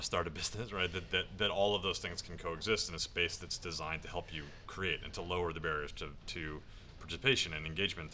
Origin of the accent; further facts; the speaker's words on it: Washington, District of Columbia, United States; I grew up at a in Washington, D C